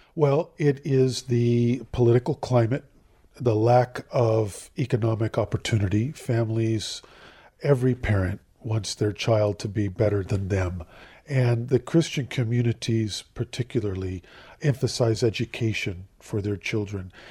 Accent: Southern California, United States; moved away as an adult; now in Jerusalem; I'm from Southern California

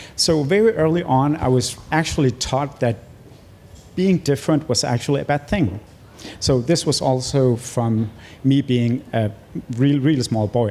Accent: Greenland; also born or lived in Nuuk; my family moved from my uh, birth town to the Greenland uh, capital in Nuuk

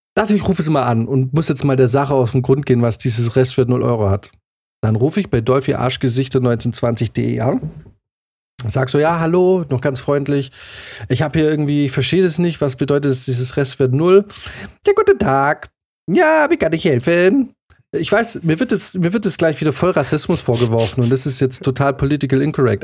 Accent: Swabia, Baden-Württemberg, Germany; moved away as an adult; also born or lived in Bavaria; now in Munich, Germany; Dann ist nämlich der Schwabe in mir, diese kleine schwäbische Stimme im Hinterkopf eines jeden gebürtigen Schwaben

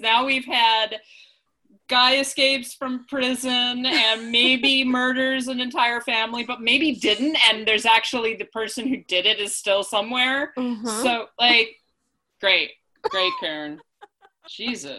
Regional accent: United States; as Americans, as English speakers

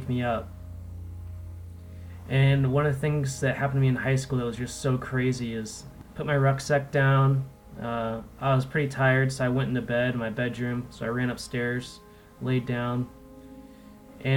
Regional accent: Olympia, Washington, United States; I was a skater punk growing up in Olympia, Washington

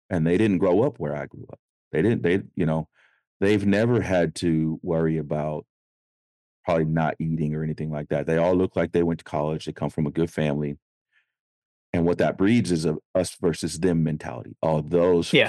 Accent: Sacramento, California, United States; I grew up in Oak Park in Sacramento, California

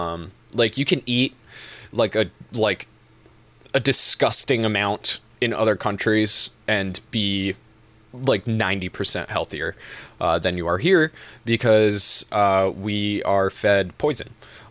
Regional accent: Belchertown, Massachusetts, United States; Belchertown. M.A. size... was 55.37 square miles. It's one of the biggest towns in the state. And when I was growing up, the population was 15,000.

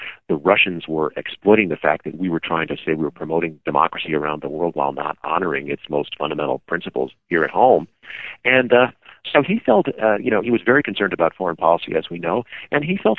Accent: Illinois, United States; I'm from Illinois

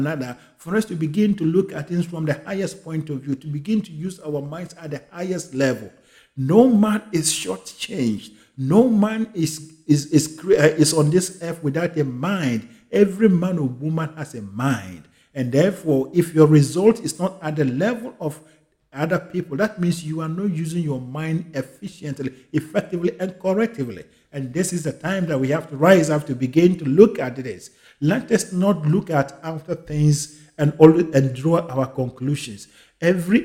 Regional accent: Ghana; I am a Ghanaian

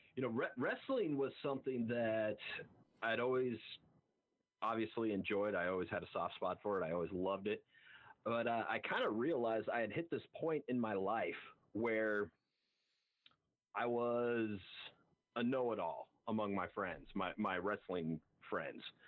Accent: Montana, United States; I'm from Montana, I'm from a ranching family

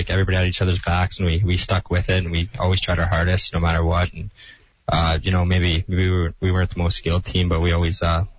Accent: Yorkton, Saskatchewan, Canada; also born or lived in Rocanville, Saskatchewan; I was born in Yorkton, and then we moved to Yorktonville.

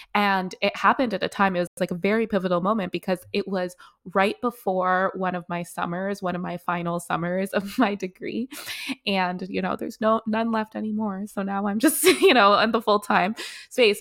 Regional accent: Canada; also born or lived in South Africa; That's where I was born, but I didn't grow up there. I grew up in Canada

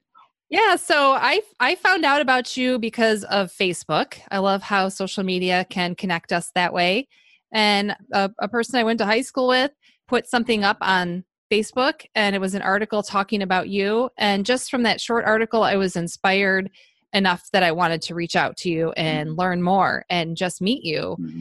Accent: Rochester, New York, United States; Rochester, New York, my hometown.

